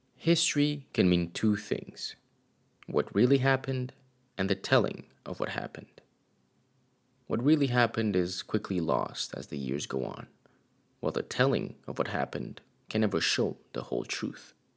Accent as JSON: {"language": "English", "country": "Romania", "tie": "born or raised there", "moved": "yes", "said": "I was born and raised in Romania, and though I no longer live there"}